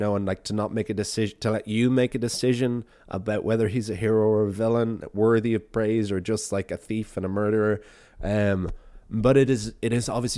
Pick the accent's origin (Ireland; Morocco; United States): Ireland; being an Irishman in Australia, running an Irish storytelling podcast